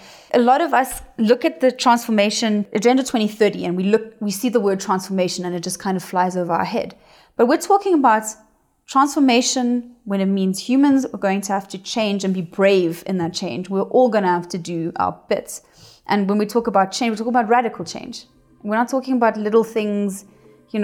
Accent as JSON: {"language": "English", "country": "Namibia", "tie": "born or raised there", "also_born_or_lived": "Johannesburg, South Africa", "said": "we moved up there when I was two, and I grew up, did my whole childhood there, where my parents did conservation work"}